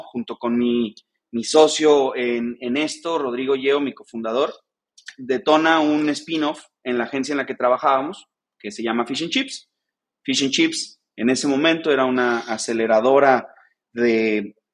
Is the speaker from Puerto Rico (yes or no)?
no; Mexico; soy un mexicano emprendedor